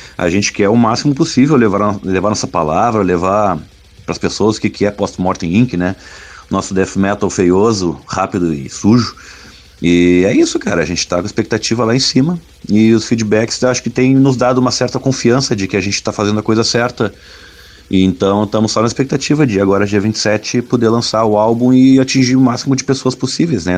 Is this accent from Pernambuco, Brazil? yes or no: no; Bagé, Rio Grande do Sul, Brazil; lá em Bagé, na cidade onde eu nasci